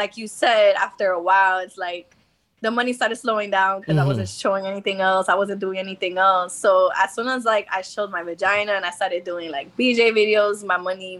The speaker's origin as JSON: {"language": "English", "region": "New Jersey", "country": "United States", "moved": "as an adult", "lives_now": "Los Angeles, United States", "said": "I'm originally from Jersey."}